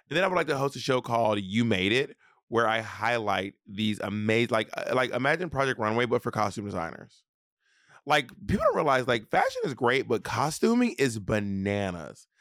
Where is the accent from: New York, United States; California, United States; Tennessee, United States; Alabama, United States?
Alabama, United States; moved away; I'm from Alabama